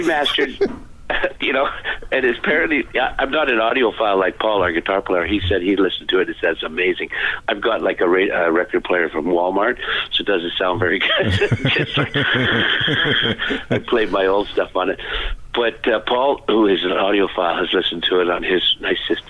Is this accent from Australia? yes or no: no; Vancouver, British Columbia, Canada; we're from Vancouver.